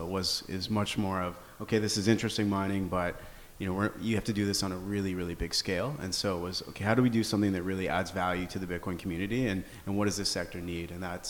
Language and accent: English; Canada; We're all Canadian citizens, but I'm the only one born there.